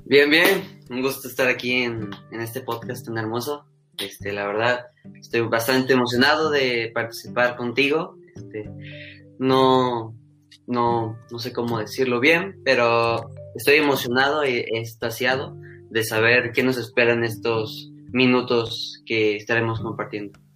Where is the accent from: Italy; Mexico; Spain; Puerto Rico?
Mexico; soy un ciudadano mexicano de, de 16, casi 17 años de edad